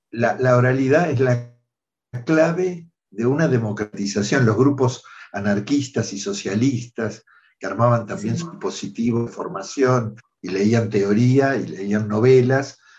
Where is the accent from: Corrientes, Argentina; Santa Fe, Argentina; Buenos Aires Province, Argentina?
Buenos Aires Province, Argentina; Mar del Plata; moved away; Yo nací en Mar del Plata, soy bonaerense, así en esa ciudad